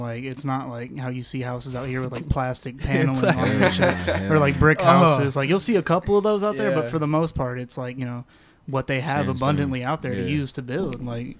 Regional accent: Murfreesboro, Tennessee, United States; born or raised there; also born or lived in Pulaski, Tennessee / Mount Pleasant, Tennessee / Tucson, Arizona

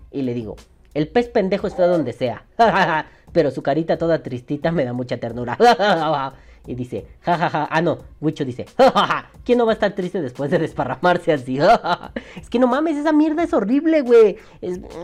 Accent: Mexico; Aquí en México

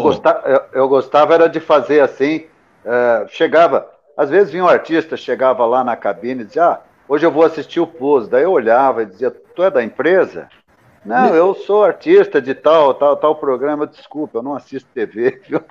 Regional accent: Lages, Santa Catarina, Brazil; moved away; Lages, que é minha terra natal em Santa Catarina

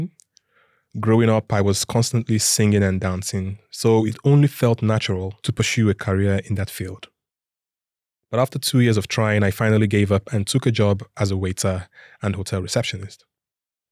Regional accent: Lagos, Nigeria; moved away as an adult; now in Sweden; I grew up with my four siblings and our parents in Lagos, Nigeria

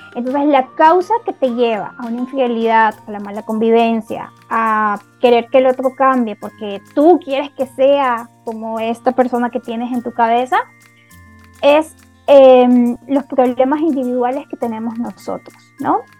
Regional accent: Ecuador; Yo vivo en Ecuador y soy de Ecuador.

